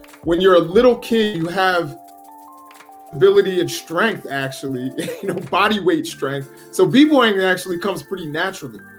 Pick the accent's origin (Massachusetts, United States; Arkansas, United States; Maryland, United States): Maryland, United States; also born or lived in New York City, United States / Philadelphia, United States; after growing up in Philadelphia for about 6 years, my family moved to Maryland. And that's where I've been ever since